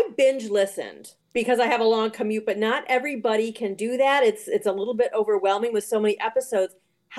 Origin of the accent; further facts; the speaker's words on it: Boston, Massachusetts, United States; from the Boston area.